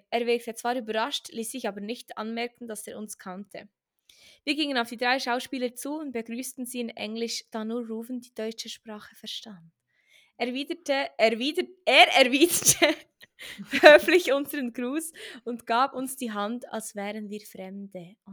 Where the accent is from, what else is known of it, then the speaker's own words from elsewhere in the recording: Bern, Switzerland; Ja, ich bin in Bern aufgewachsen. Den Akzent bringe ich nicht ganz heraus. Das ist mir auch nicht so wichtig. Ich liebe meine Heimat.